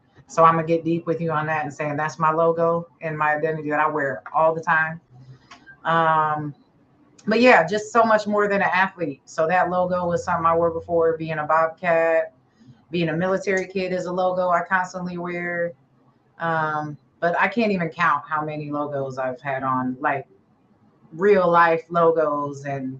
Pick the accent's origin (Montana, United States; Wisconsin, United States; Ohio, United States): Ohio, United States; also born or lived in England / Japan / Korea / Hawaii; I'm a military kid, so I was born in England, moved to Japan, then Korea, then Hawaii before moving to Ohio. So I say I lived in Ohio the longest. That's where I claim where I'm from.